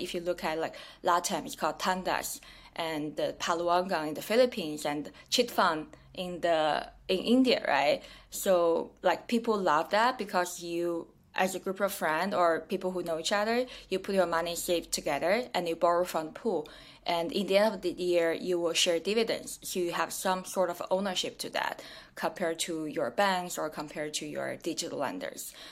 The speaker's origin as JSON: {"language": "English", "country": "China", "also_born_or_lived": "Kenya / New York", "moved": "yes", "said": "I'm originally from China"}